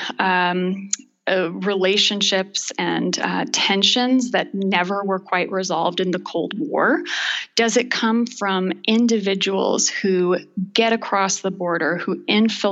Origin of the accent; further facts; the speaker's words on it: Freeport, Illinois, United States; moved away; I'm originally from Freeport, Illinois